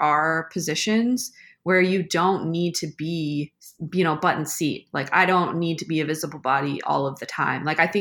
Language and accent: English; Seattle, Washington, United States; also born or lived in St. Louis area; now in St. Louis, United States; I'm from Seattle